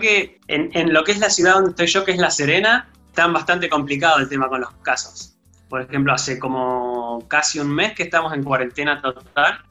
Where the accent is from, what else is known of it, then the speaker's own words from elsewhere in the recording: Trelew, Chubut, Argentina; now in Chile; Yo soy del sur, yo soy de Trelew